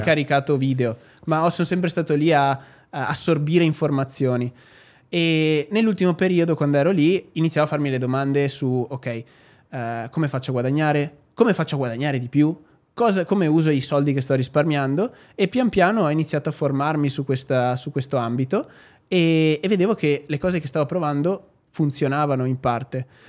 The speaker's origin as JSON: {"language": "Italian", "town": "Albignasego", "region": "Veneto", "country": "Italy", "tie": "born or raised there", "also_born_or_lived": "Sydney, Australia / London, United Kingdom / Dubai, United Arab Emirates", "moved": "as an adult", "said": "io arrivo da Padova"}